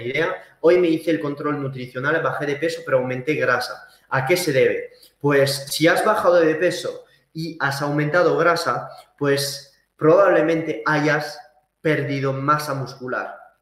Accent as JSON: {"language": "Spanish", "town": "Saint-Gaudens", "region": "Occitania", "country": "France", "tie": "born or raised there", "also_born_or_lived": "Valencia, Spain", "moved": "yes", "lives_now": "Andorra la Vella, Andorra", "said": "yo he estado viviendo en la montaña desde niño, o sea, yo soy francés y español de mis padres, pero vivido en los Pirineos, en el sur de, de Toulouse, en Saint-Gaudens"}